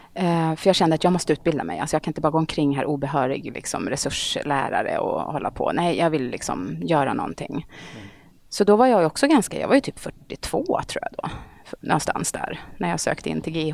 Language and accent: Swedish; Eskilstuna, Södermanland, Sweden; moved away as an adult; also born or lived in Stockholm; jag är uppvuxen i Eskilstuna faktiskt. Okay. Så jag gick hela min skolperiod i Eskilstuna